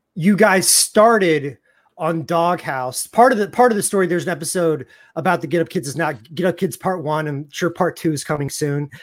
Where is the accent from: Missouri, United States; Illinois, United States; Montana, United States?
Missouri, United States; Raytown